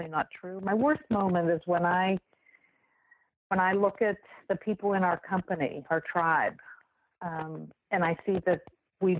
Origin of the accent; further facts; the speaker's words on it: Wheeling, West Virginia, United States; moved away as an adult; also born or lived in Ohio / New York; I was born and raised in Wheeling